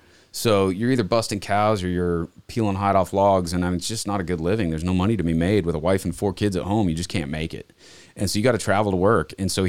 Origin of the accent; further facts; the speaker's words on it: Montana, United States; also born or lived in Okinawa, Japan; So I was born in Japan. We lived there till I was three. Don't remember any of it. And we moved back to Montana when I was 3.5, 4 years old.